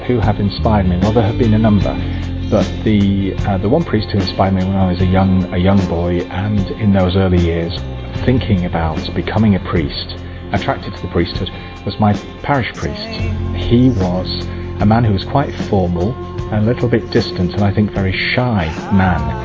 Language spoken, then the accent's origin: English; England, United Kingdom; I'm a priest from England